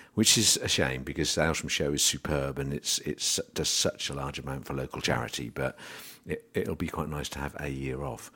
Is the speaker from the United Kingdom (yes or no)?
yes; England, United Kingdom; being an Englishman